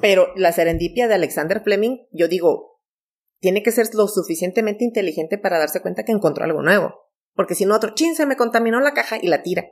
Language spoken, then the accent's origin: Spanish; Majalca, Chihuahua, Mexico; mi infancia en Majalca